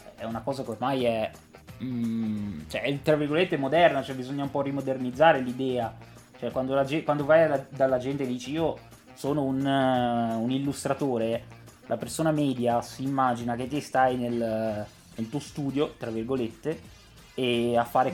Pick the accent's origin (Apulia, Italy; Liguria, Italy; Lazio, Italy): Liguria, Italy; Genoa; io sono di Genova